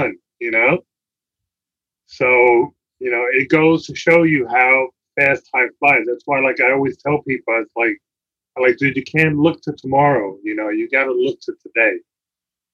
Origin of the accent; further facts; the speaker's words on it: New York City, New York, United States; I grew up in the Bronx in the boogie down in the projects